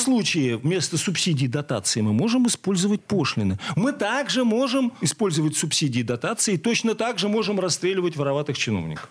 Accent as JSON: {"language": "Russian", "town": "Zavolzhye", "region": "Nizhny Novgorod Oblast", "country": "Russia", "tie": "born or raised there", "said": "Есть такой замечательный город Заволжье, моя, родина, моя малая родина"}